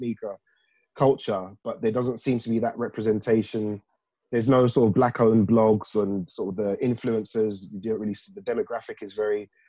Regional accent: London, United Kingdom; I grew up in South London, in sort of the Croydon, Fulton Heath area, South Norwood.

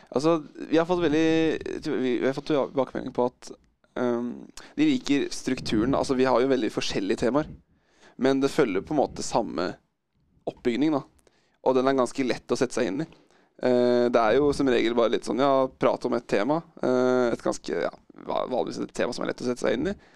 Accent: Drammen, Buskerud, Norway; moved away as an adult; now in Oslo, Norway; vi vokste opp i Drammen

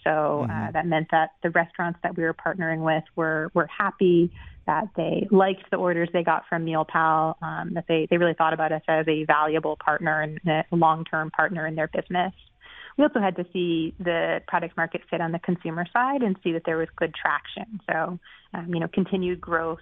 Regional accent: Boston, Massachusetts, United States; moved away; I'm from the Boston area originally

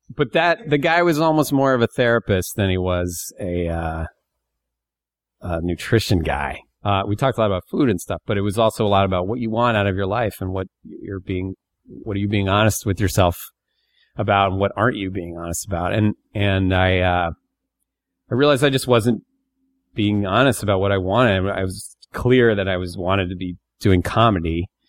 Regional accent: Bear Creek, Pennsylvania, United States; I was born in Northeast Pennsylvania, a town

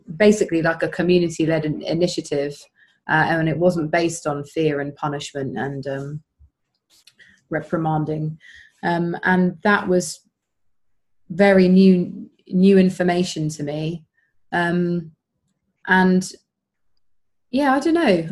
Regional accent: Woking, South East England, United Kingdom; moved away as an adult; now in Brighton, United Kingdom; I was brought up in Woking.

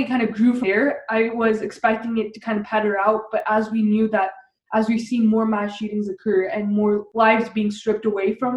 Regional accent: Littleton, Colorado, United States; I grew up in Colorado, which is kind of the epicenter

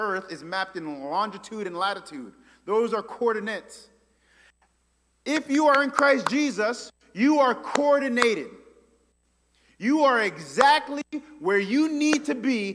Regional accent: New York, United States; now in Memphis, United States; I say from New York

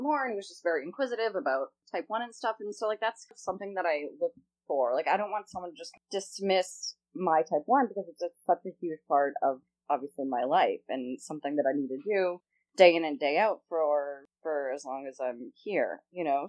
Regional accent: Boston, Massachusetts, United States; moved away as an adult; now in Los Angeles, United States; I'm originally from Boston

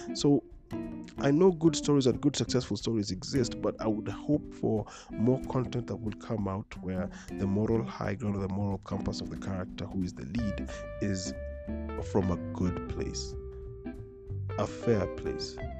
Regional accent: Nairobi, Kenya; I grew up in Dagoretti

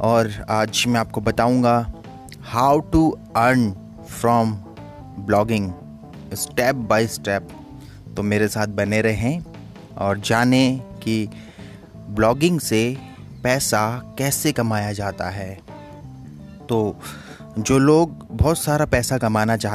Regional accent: Bageshwar, Uttarakhand, India; now in Ghaziabad, India; मैं बागेश्वर उत्तराखंड से हूँ लेकिन रहता उत्तर प्रदेश गाजियाबाद में हूँ

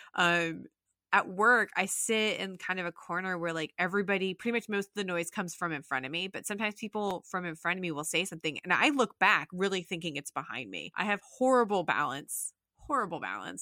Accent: Salt Lake City, Utah, United States; moved away as an adult; also born or lived in Jacksonville; I was born and raised in Salt Lake City, Utah

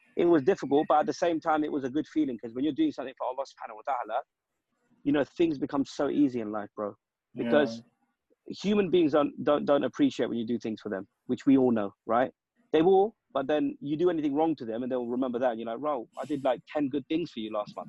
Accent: United Kingdom; we're British-born lads

